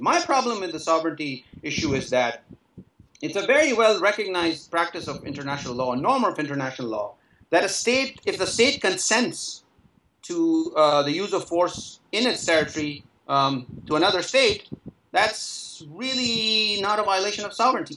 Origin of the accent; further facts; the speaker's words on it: Pakistan; when I was growing up in Zias, Pakistan